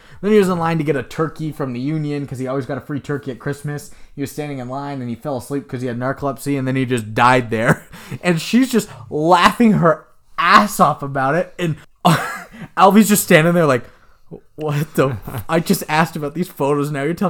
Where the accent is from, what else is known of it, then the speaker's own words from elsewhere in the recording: Texas, United States; I was like, I'm not from here. I'm from Texas or something. I haven't driven in much snow.